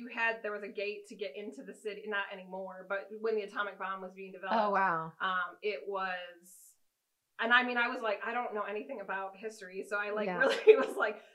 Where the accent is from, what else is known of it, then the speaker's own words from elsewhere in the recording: Michigan, United States; moved away as an adult; also born or lived in Minnesota / Virginia / Los Alamos, New Mexico; now in Tennessee, United States; I grew up in Michigan. My family's from there. And so grew up in Michigan.